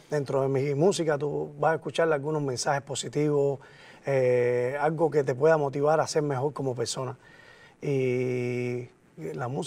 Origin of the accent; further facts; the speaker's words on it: Cuba; moved away; Y se me quedó el nombrecito del vikingo como guerrero. Y después que salí de Cuba, no